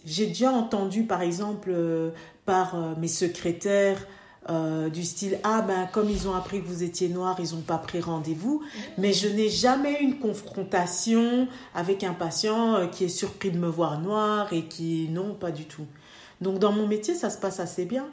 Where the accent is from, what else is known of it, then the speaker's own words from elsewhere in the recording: Belgium; mes parents euh, sont venus dans les années septembre, donc on est trois générations ici